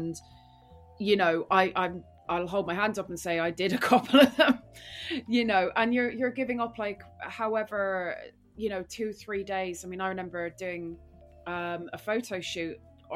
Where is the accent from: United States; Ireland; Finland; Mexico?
Ireland; Rathbarry, Munster; moved away as an adult; also born or lived in Dublin / Britain; now in United Kingdom; I'm from West Cork